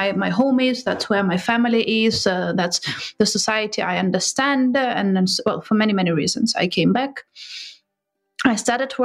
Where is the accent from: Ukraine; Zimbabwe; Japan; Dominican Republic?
Ukraine; Kharkiv, Kharkiv Oblast; first language Ukrainian; English is a second language; I was born and raised in Kharkiv, which is the second biggest city in Ukraine.